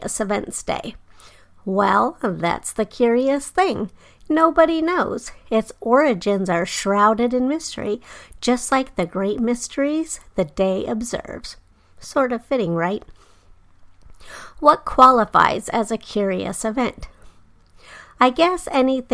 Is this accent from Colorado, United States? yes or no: yes; Denver, Colorado, United States; moved away; I grew up in Denver, but I moved away by the time the new airport DIA was being built.